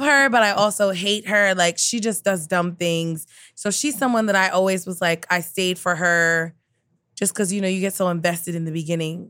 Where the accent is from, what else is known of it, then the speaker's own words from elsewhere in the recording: New York City, New York, United States; being from Queens, like, I grew up with so many Asian American people